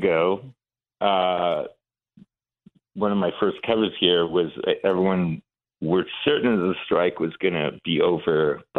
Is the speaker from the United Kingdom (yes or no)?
no; Iran; moved away; So we came from Iran with my mom during the revolution in 79.